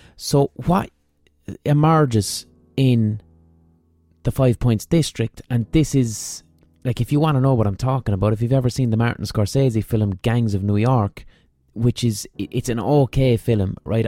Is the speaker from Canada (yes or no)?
no; Limerick, Munster, Ireland; our Limerick Irish genetic memory